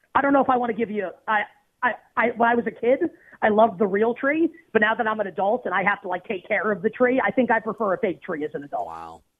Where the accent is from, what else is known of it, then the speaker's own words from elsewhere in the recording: United States; I'm American